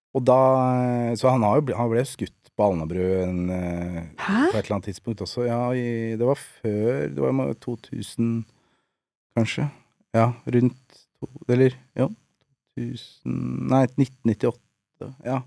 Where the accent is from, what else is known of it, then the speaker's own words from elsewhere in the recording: Nesodden, Akershus, Norway; jeg er oppvokst på Nesodden